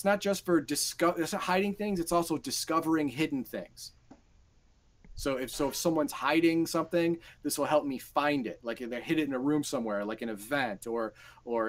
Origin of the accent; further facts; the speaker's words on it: United States; Garthon and I, we grew up in the United States, we graduated high school, and we lived in suburban areas.